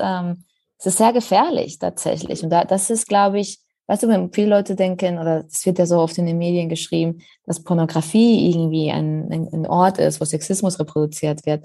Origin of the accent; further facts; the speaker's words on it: Spain; German is a second language; now in Berlin, Germany; ich komme ja ursprünglich aus Spanien